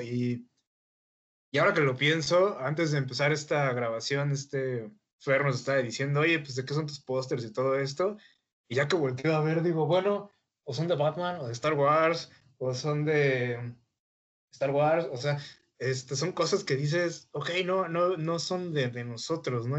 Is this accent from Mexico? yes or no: yes; Mexico; nosotros como mexicanos